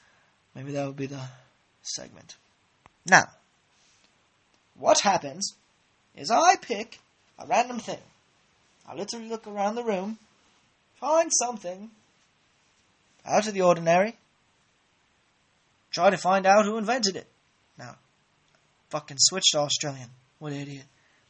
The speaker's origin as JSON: {"language": "English", "country": "Ireland", "said": "the last podcasts, I tried to actually do a Scottish accent, which I don't understand why, because I'm clearly Irish."}